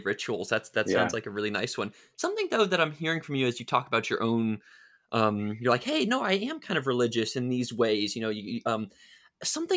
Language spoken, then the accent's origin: English; United States; me growing up in America, it's like everybody was religious